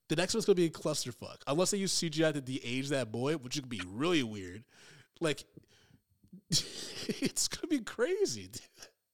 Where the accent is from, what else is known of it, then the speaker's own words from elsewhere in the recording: Michigan, United States; I grew up in Michigan